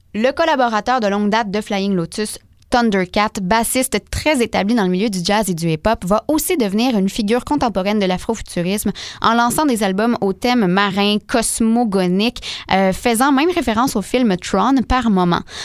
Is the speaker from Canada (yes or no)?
yes; Montreal, Quebec, Canada; chez nous, ici à Montréal